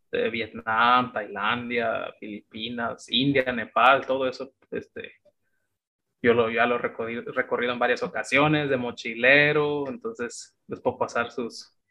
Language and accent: Spanish; Mexico; moved away as an adult; now in China; yo les digo como mexicano